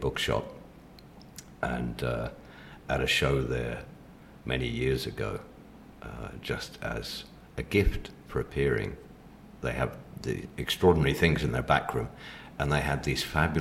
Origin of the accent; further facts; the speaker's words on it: Mexico; moved away; I grew up in Mexico